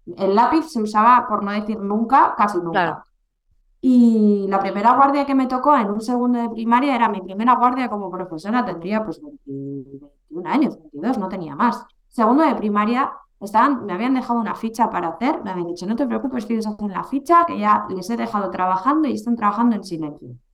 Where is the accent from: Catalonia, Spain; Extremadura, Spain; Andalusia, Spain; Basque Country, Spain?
Basque Country, Spain; Bilbao; aquí a mi tierra